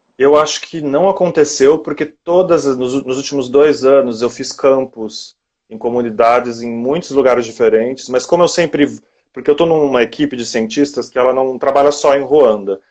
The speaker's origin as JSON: {"language": "Portuguese", "country": "Brazil", "moved": "yes", "said": "eu ser latino-americano"}